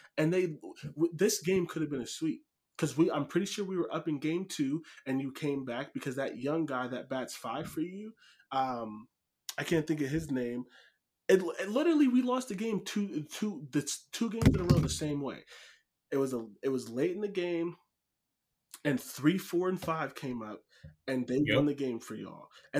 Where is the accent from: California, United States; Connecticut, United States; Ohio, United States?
Ohio, United States; Northeast; I'm from Northeast Ohio